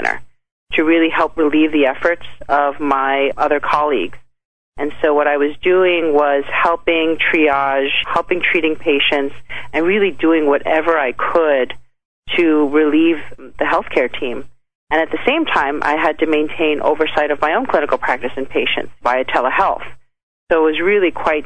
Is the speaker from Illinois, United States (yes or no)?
no; New York City, New York, United States; I grew up in the Bronx in New York City